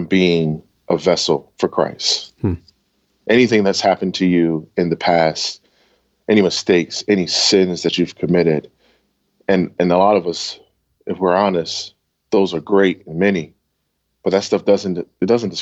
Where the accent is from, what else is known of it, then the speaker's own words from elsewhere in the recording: Camden, New Jersey, United States; also born or lived in Wilmington; I grew up in Camden, New Jersey in a very tender age